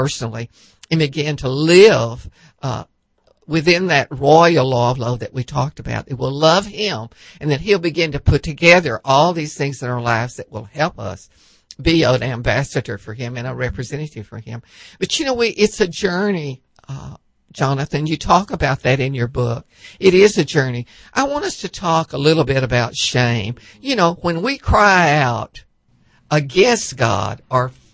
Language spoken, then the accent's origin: English; Cut and Shoot, Texas, United States; We grew up in Cut and Shoot, Texas